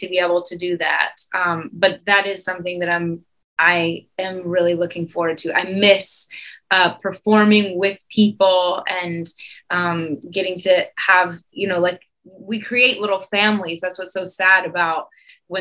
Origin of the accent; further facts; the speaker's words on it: Denver, Colorado, United States; now in New York, United States; I grew up in Denver, Colorado